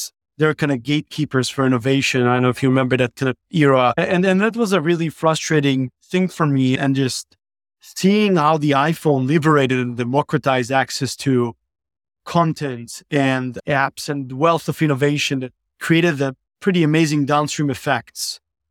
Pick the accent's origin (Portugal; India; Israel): Israel; So I grew up in Israel, started a few companies back early on after my university time.